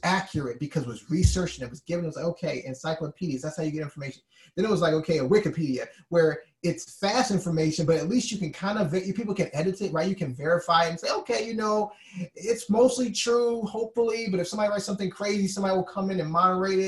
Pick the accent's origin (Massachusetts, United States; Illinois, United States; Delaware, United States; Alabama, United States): Alabama, United States; I'm from Alabama